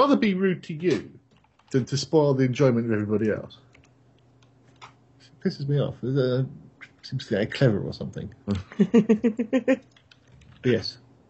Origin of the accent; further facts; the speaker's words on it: England, United Kingdom; moved away; The thing is, being English, there's football everywhere, every weekend.